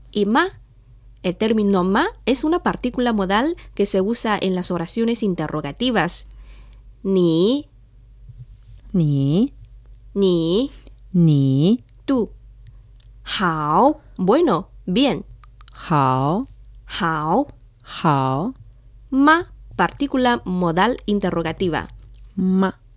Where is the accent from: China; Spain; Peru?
China; northern China; Spanish is a second language; Es que yo soy de norte de China, por eso uso con frecuencia ese